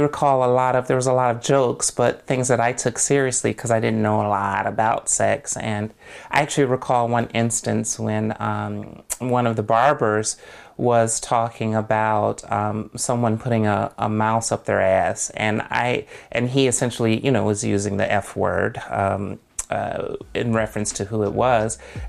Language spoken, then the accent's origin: English; Jackson, Mississippi, United States; I'm 41, and my hometown is Jackson, Mississippi.